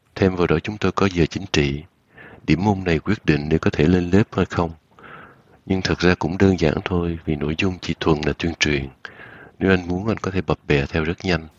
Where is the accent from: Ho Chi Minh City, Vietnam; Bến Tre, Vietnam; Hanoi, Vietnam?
Ho Chi Minh City, Vietnam; now in Germany; Tôi sinh năm 1962 ở Sài Gòn, miền Nam Việt Nam